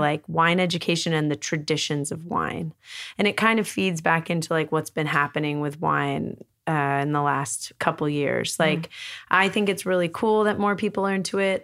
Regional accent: New York, United States; now in Los Angeles, United States; I grew up in New York

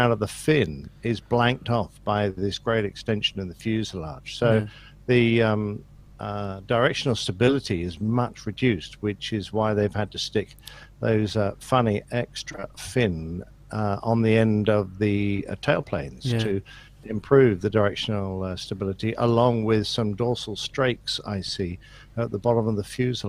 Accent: England, United Kingdom; I'm an Englishman.

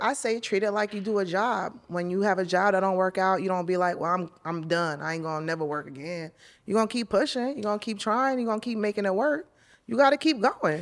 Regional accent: New York, United States; now in Los Angeles, United States; I'm a New Yorker

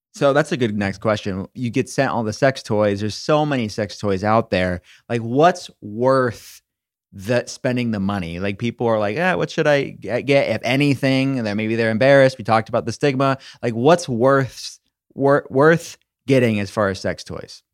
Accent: Pittsburgh, Pennsylvania, United States; I'm from Pittsburgh

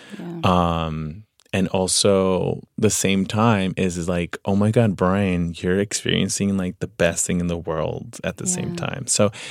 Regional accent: Veracruz, Mexico; now in Los Angeles, United States; well, I'm from Veracruz, pero vivo en Los Angeles.

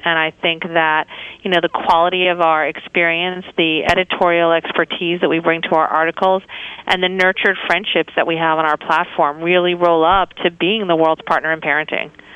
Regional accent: New York, United States; moved away as an adult; now in San Francisco, United States; I was born and raised in New York

